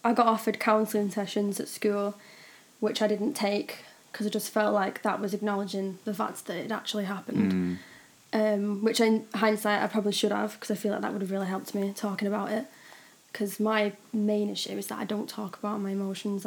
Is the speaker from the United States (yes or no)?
no; Droylsden, North West England, United Kingdom; accent: Manc; also born or lived in Ashton-under-Lyne; So I'm originally from Droylsden. That's where I grew up. I live in Ashton at the moment with my dad.